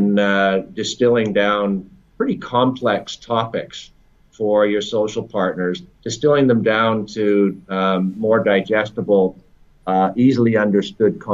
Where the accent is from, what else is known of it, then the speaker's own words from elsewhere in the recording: Canada; moved away as an adult; also born or lived in Toronto / Europe; now in London, United Kingdom; I'm a Canadian living in London. I've been in the UK for almost 10 years, in Europe for the better part of 15